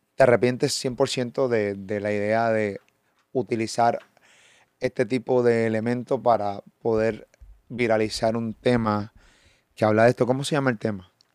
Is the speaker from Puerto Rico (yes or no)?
yes; Puerto Rico; Puerto Rico porque es donde vivo